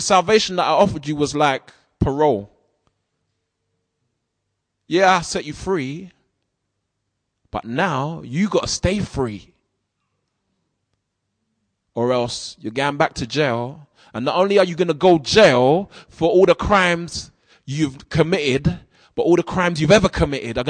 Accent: London, United Kingdom; as a 14-year-old growing up in South London

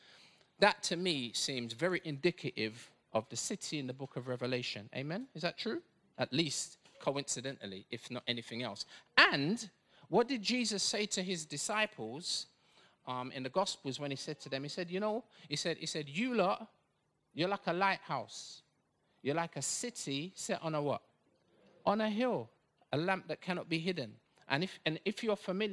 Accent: Bedfordshire, East of England, United Kingdom; I was born in Bedfordshire

